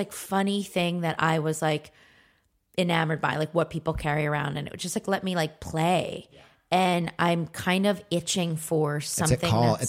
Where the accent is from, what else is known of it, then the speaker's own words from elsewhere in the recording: Philadelphia, Pennsylvania, United States; Because I'm from Philly.